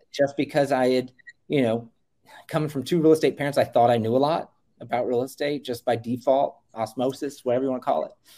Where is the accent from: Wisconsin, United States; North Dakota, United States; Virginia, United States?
Virginia, United States; Virginia Beach; Virginia Beach, Virginia. Uh, it's my hometown.